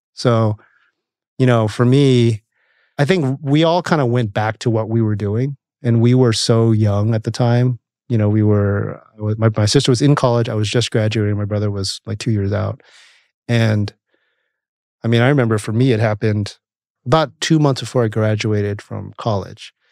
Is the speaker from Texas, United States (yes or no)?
no; Camarillo, California, United States; also born or lived in St. Louis, Missouri; our town, little town of Camarillo. My parents moved there in the 70s. Actually, I was born in St. Louis